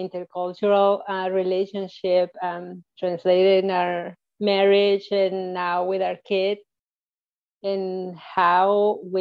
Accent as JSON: {"language": "English", "country": "Mexico", "tie": "born or raised there", "moved": "as an adult", "lives_now": "United States", "said": "I was born in Mexico. And I lived in Mexico until I got married. So once I got married, I moved to the United States."}